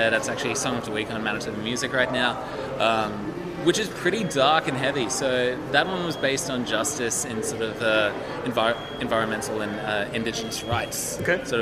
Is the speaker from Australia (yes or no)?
yes; Australia; moved away; also born or lived in Winnipeg, Canada